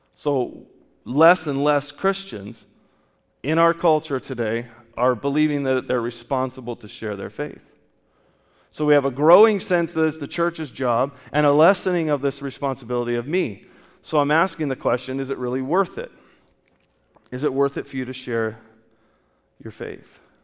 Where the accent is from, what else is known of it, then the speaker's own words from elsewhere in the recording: California, United States; I grew up in California